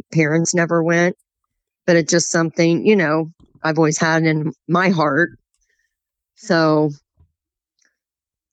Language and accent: English; Marysville, United States; I was born and raised here in Marysville. Been here all 56 years of my life.